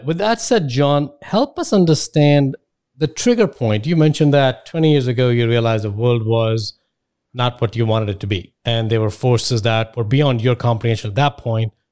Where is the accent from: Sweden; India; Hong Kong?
India; moved away as an adult; I'm from India. I left India about 10, 15 years ago.